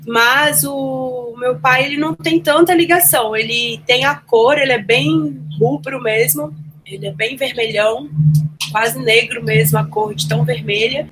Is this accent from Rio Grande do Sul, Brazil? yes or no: no; Belo Horizonte, Minas Gerais, Brazil; eu nasci em Belo Horizonte, era para eu nascer em São Paulo